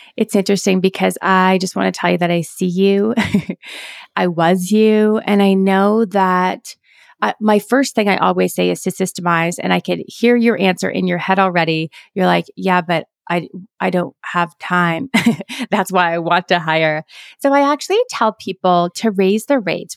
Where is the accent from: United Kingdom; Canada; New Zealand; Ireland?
Canada; I'm Canadian